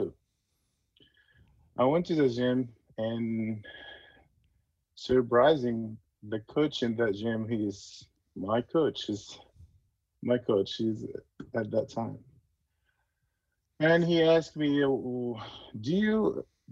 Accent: Egypt; moved away as an adult; now in United States; growing up in Egypt is such a great experience and very good

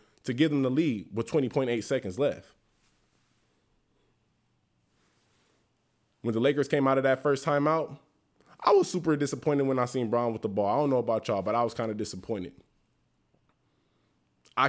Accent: Los Angeles, California, United States; being born and raised in Los Angeles

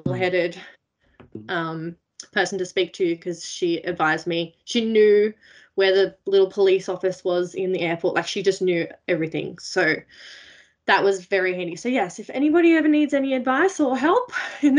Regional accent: Blue Mountains, New South Wales, Australia; I grew up in the Blue Mountains, west of Sydney in New South Wales

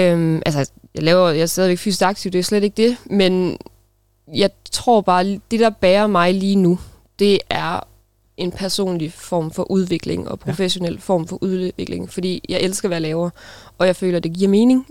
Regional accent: Denmark; moved away as an adult; jeg kommer fra en lille by, der hedder Klaup, øh, hvor jeg boede de første øh, 19 år af mit liv. Øh, gik, på, gik på skole

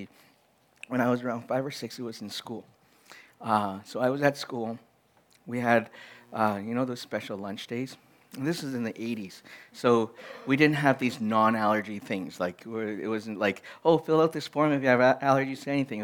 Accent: Edmonton, Alberta, Canada; I grew up in Edmonton

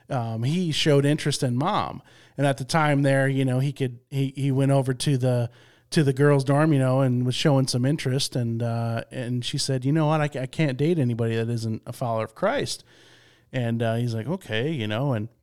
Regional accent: Midland, Michigan, United States; I grew up in Midland, Michigan, I'm a Michigan State fan.

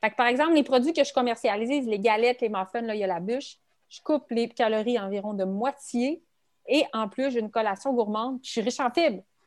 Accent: Quebec City region, Canada; je suis, de la région de Québec, je suis de la région de la capitale nationale.

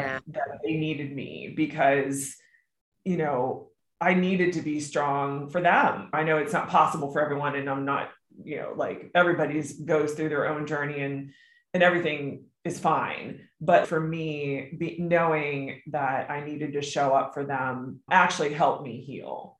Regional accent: Maryland, United States; I grew up in Maryland

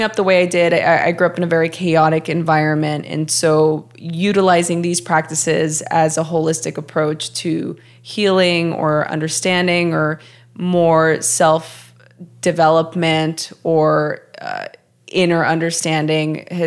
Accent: Los Angeles, California, United States; moved away as an adult; also born or lived in Portland; I grew up in Los Angeles my whole life

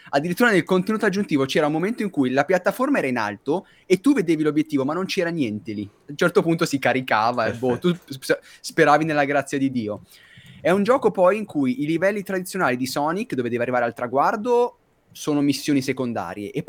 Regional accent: Veneto, Italy; Da buon Veneto.

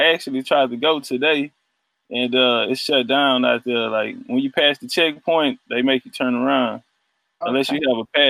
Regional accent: Houston, Texas, United States; moved away as an adult; now in Dubai, United Arab Emirates; I'm from Texas, actually. I'm from Houston, Texas.

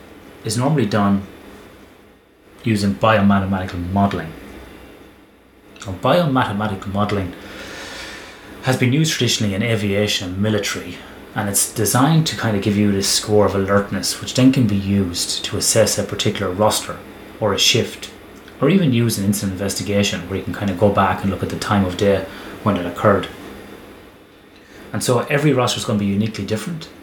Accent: Ireland; growing up in Ireland

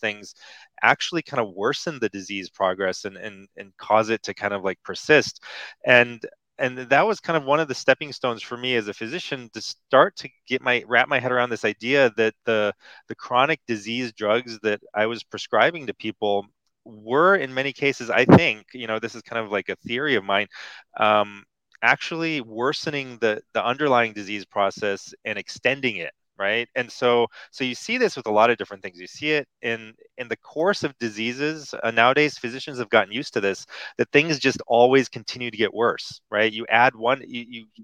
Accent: United States; when I was growing up in America

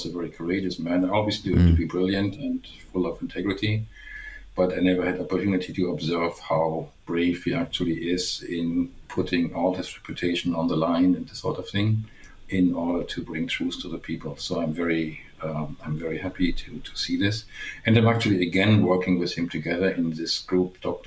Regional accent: Germany; English is a second language; moved away as an adult; also born or lived in Mainz, Germany / Waterloo, Canada; now in Canada; as you might guess from my accent, as I already gave away, I'm from Germany.

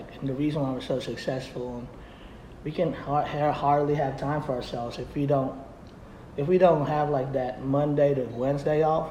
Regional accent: Metter, Georgia, United States; also born or lived in Pacific Northwest; I'm from Metro, Georgia

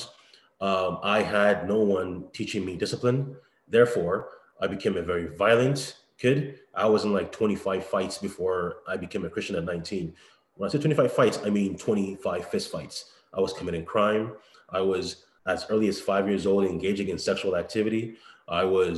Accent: Brampton, Ontario, Canada; moved away as an adult; also born or lived in Toronto; now in Ohio, United States; I grew up in Brampton, where, you know, white people are the minority for the most part

